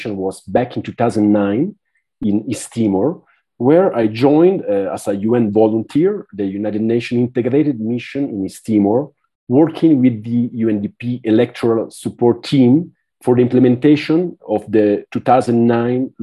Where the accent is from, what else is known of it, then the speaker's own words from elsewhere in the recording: Italy; moved away as an adult; now in Villavicencio, Colombia; I'm from Italy